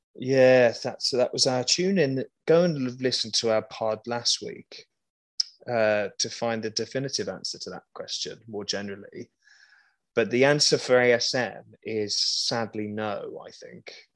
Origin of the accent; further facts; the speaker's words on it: Birmingham, West Midlands, United Kingdom; I was just raised in Birmingham